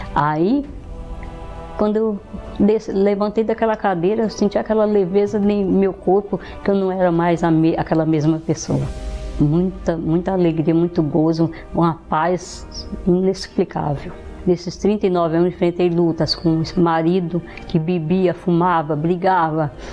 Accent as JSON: {"language": "Portuguese", "region": "Minas Gerais", "country": "Brazil", "tie": "born or raised there", "moved": "as an adult", "said": "Eu nasci em Minas Gerais, numa família tradicional, muito conhecida na cidade. É, me casei lá"}